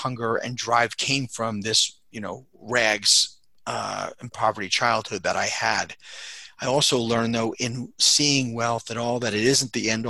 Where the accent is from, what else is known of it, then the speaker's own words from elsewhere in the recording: Long Island, New York, United States; also born or lived in Queens; I grew up in Long Island with mom and dad